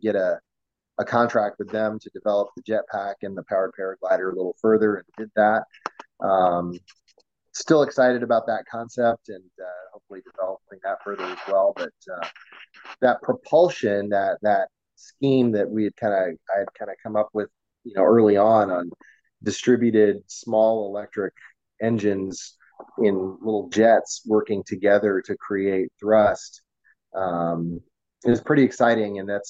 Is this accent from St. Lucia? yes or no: no; Portland, Oregon, United States; also born or lived in Michigan; We moved around a lot. I was born in Michigan, lived most of my life in Portland, Oregon, though.